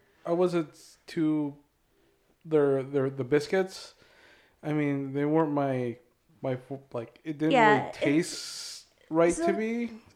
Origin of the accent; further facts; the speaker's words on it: Hopkins, Minnesota, United States; when I grew up in Hopkins